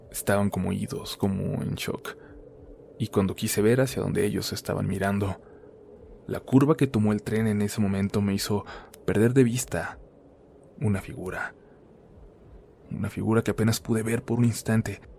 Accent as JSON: {"language": "Spanish", "region": "Aguascalientes", "country": "Mexico", "tie": "born or raised there", "also_born_or_lived": "Mexico City", "said": "aunque somos también de la Ciudad de México, vivimos desde pequeños en Aguascalientes."}